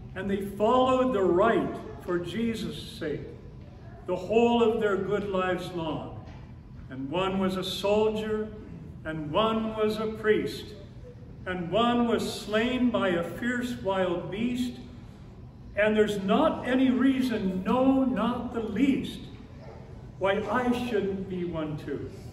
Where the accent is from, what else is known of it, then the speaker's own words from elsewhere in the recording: Phoenix, Arizona, United States; When I was a boy growing up in the Episcopal Church in Phoenix